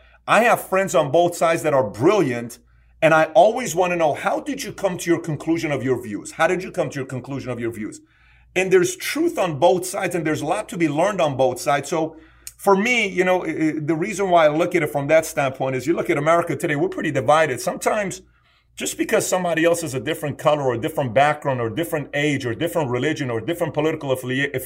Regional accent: Iran; I was born in Iran

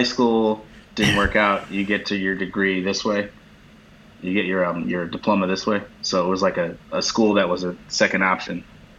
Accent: Chicago, Illinois, United States; moved away; also born or lived in New York; I'm from Chicago originally

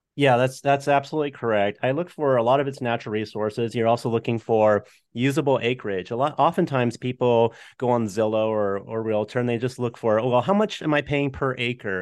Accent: San Jose, California, United States; moved away as an adult; now in Tennessee, United States; We grew up in the city. We're from San Jose, California originally

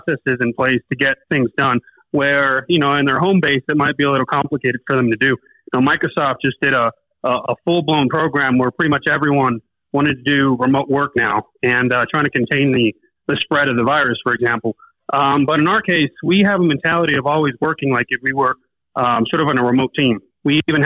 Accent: Barranquilla, Atlántico, Colombia; now in Medellín, Colombia; I moved to Medellin from Barranquilla. I'm actually originally from the coast in Barranquilla.

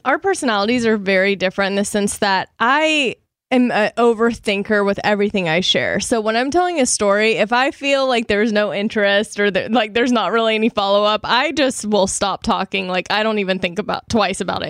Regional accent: Shreveport, Louisiana, United States; moved away; I was, like, in Dallas and then Shreveport, Louisiana, which is my hometown

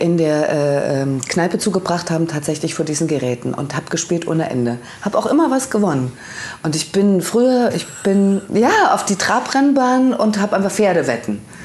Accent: Leipzig, Saxony, Germany; ich, wie gesagt, bin ja ein Kind der DDR und es gab bei uns am Rande von Leipzig

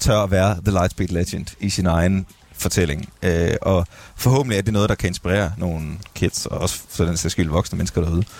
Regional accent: Skive, Central Denmark Region, Denmark; moved away; jeg er jo fra Skive

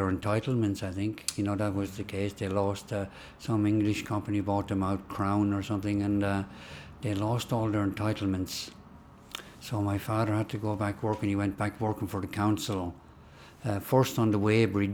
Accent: Kildare, Leinster, Ireland; I'm not Irish at all. You know, I was born there

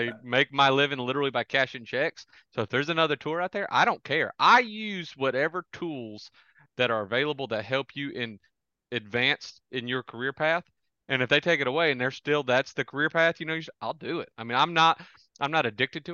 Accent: Santee Cooper, South Carolina, United States; I grew up on Santee Cooper, shallow, you know, stumpy body of water

